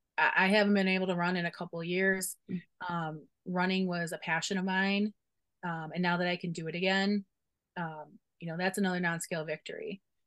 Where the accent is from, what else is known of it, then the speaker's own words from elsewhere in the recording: Chicago, Illinois, United States; I'm a Bears fan because I'm from Chicago.